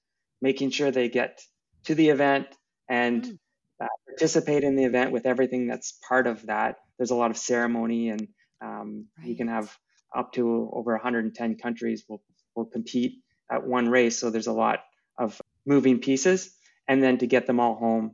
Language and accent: English; Restoule, Ontario, Canada; also born or lived in Barrie, Ontario; growing up in a small town, it was a big deal to go to North Bay from where I grew up in Restool